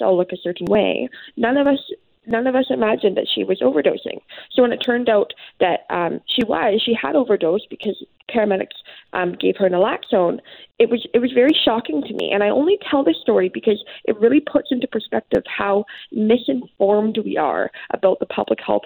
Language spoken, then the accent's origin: English; Port Moody, British Columbia, Canada; I'm from Port Moody